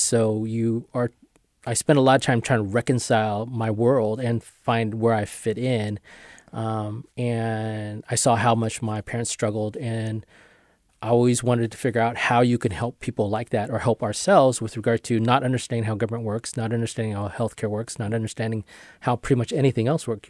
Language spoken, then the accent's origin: English; Marysville, California, United States; I grew up in Marysville, and some practices were done in a hundred and seventeen degree heat